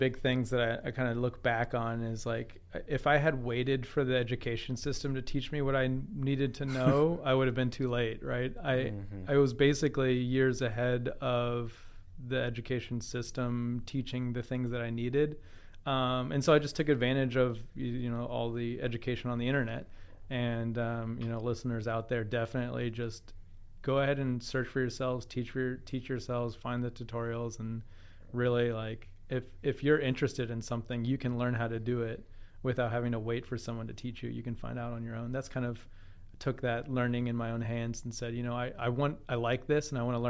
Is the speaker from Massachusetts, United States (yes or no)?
no; Lexington, Kentucky, United States; I grew up here in Lexington, Kentucky, Henry Clay High School, University of Kentucky grad.